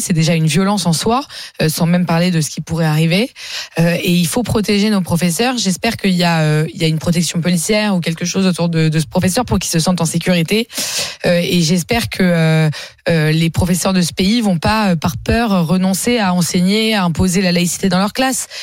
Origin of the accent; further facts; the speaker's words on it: France; je suis fière d'être française, je suis fière de la France.